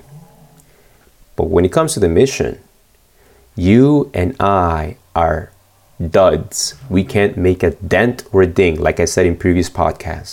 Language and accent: English; Argentina; moved away; when I was born in Argentina, Pastor Ariel Barrios is the one that dedicated me